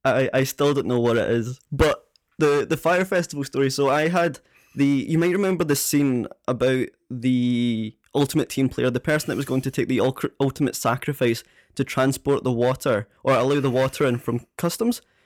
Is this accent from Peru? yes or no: no; Prestwick, Scotland, United Kingdom; live in Prestwick on the West Coast